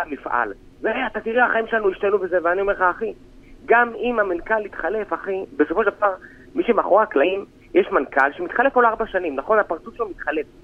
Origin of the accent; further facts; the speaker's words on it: Tel Aviv, Tel Aviv District, Israel; moved away as an adult; also born or lived in Moshav Ben Shemen; now in Ben Shemen, Israel; אני נולדתי בתל אביב, חי בתל אביב, גדלתי בתל אביב